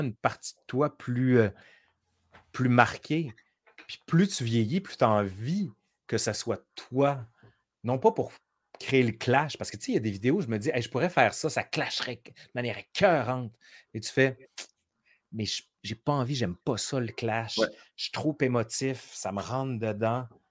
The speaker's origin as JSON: {"language": "French", "town": "Quebec City", "region": "Quebec", "country": "Canada", "also_born_or_lived": "France", "accent": "Sainte-Foy (Québécois)", "moved": "as an adult", "lives_now": "Montreal, Canada", "said": "j'ai mon accent de Sainte-Foy"}